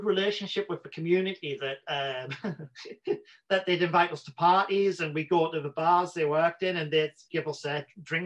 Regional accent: Newcastle upon Tyne, North East England, United Kingdom; accent: Geordie; moved away as an adult; Newcastle where I'm from, like people think my accent's quite strong.

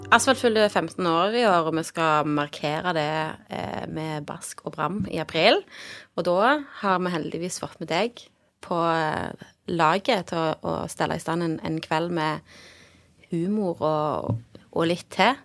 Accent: Stavanger, Rogaland, Norway; jeg vokste opp i Bekkefaret

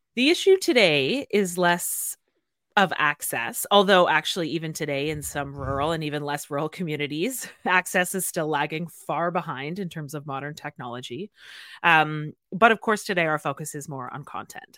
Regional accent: Canada; especially for Jenny and I as Canadian podcasters

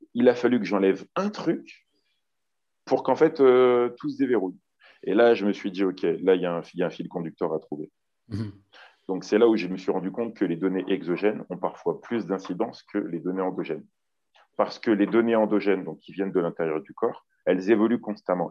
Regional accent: Lyon, Auvergne-Rhône-Alpes, France; je suis originaire de Lyon

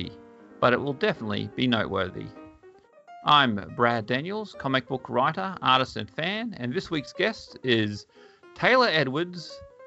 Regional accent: Bundaberg, Queensland, Australia; I grew up in Bundaberg

